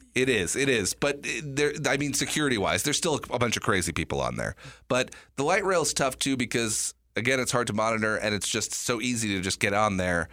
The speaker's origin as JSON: {"language": "English", "region": "New York", "country": "United States", "tie": "born or raised there", "moved": "yes", "said": "I was born in New York"}